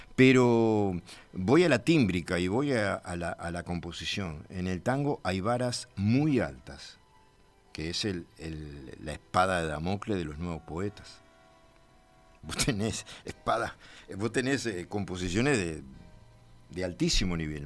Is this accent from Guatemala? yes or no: no; 25 de Mayo, Florida, Uruguay; cuando con 15 años nos mudamos de mi pueblo natal de 25 de mayo para Florida